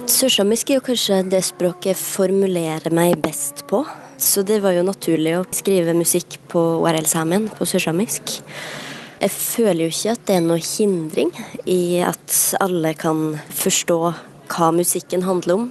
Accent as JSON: {"language": "Norwegian", "town": "Elgå", "region": "Innlandet", "country": "Norway", "tie": "born or raised there", "first_language": "Southern Sami", "second_language": "Norwegian", "said": "min mor satte i gang det her språkrevitaliseringsprosjektet i Elgå"}